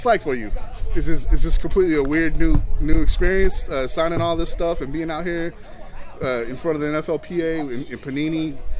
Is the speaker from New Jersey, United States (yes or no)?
no; Dallas, Texas, United States; I'm from Dallas myself, so I do know how warm it gets.